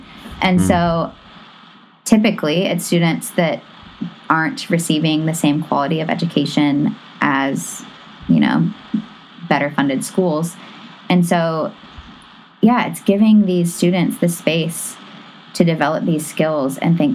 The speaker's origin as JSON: {"language": "English", "region": "the South", "country": "United States", "tie": "born or raised there", "said": "I grew up in the South"}